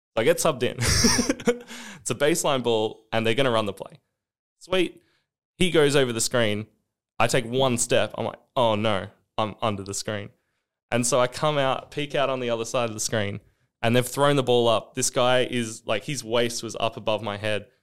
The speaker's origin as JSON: {"language": "English", "country": "Australia", "also_born_or_lived": "South Dakota, United States / Boston, United States", "moved": "as an adult", "said": "being an Australian in America"}